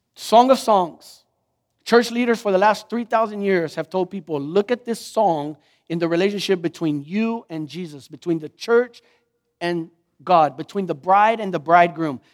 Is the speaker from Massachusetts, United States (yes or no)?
no; Lockhart, Texas, United States; I'm from Lockhart